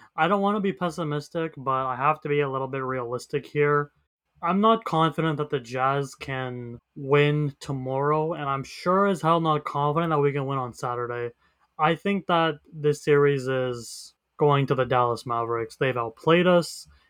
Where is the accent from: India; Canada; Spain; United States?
Canada; I'm Canadian